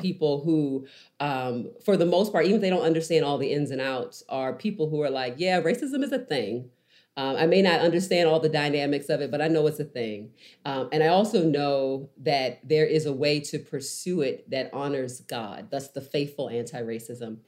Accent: Baltimore, Maryland, United States; moved away; also born or lived in Nashville; I grew up in Baltimore

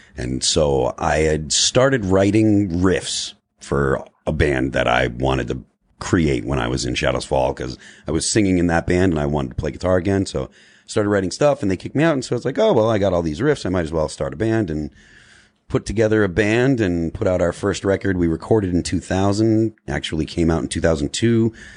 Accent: Springfield, Massachusetts, United States; we're from Western Massachusetts

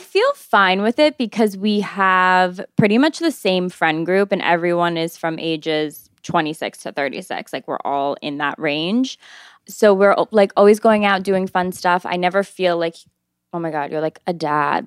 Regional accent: Albany, New York, United States; moved away as an adult; now in New York City, United States; I'm twenty-six years old, and I'm from Albany, New York, and I've lived in New York for four years now

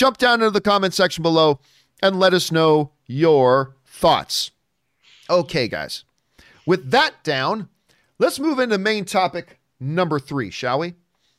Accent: Canada; I'm Canadian.

